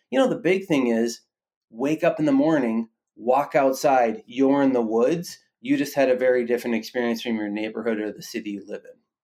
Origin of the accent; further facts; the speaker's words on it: Minnesota, United States; myself and my co-founder, my wife, we're both from Minnesota